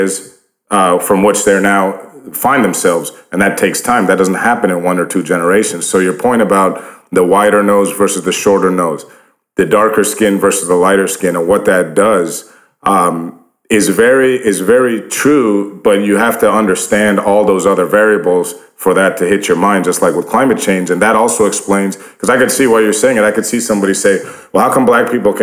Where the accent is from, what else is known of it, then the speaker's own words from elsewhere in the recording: Northeast, United States; I grew up in the Northeast